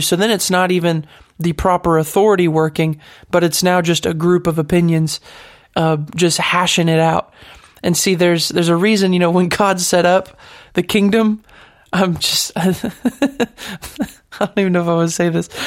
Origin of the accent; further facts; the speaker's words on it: United States; As an American